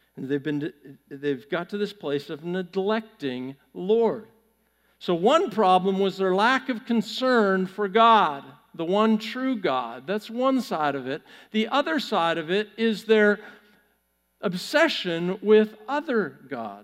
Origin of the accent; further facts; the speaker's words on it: Pacific Northwest, United States; now in Texas, United States; I grew up in the Pacific Northwest